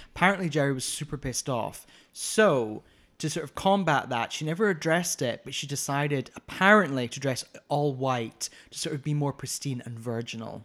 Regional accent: Scotland, United Kingdom; I'm Scottish

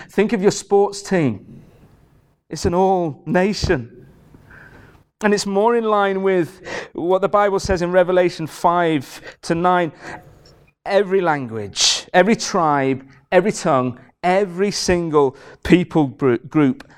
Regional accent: Carlisle, North West England, United Kingdom; I'm from Carlisle

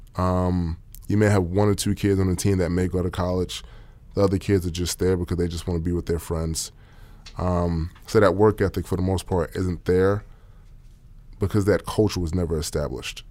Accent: New York City, New York, United States; moved away as an adult; also born or lived in Austin, Texas; now in Oklahoma City, United States; I'm from Queens, New York

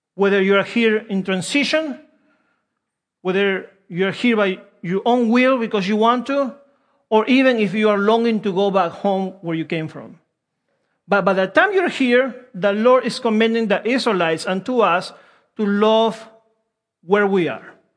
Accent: Peru; English is a second language; also born or lived in Wilmington; now in United States; I'm from Peru

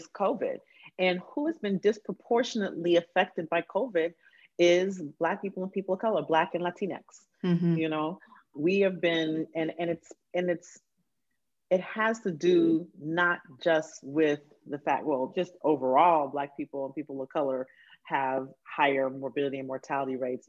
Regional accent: Huntsville, Alabama, United States; I grew up in Huntsville, Alabama

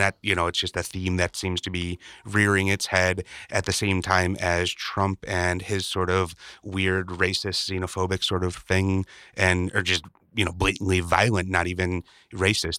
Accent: Chicago, Illinois, United States; growing up in Chicago

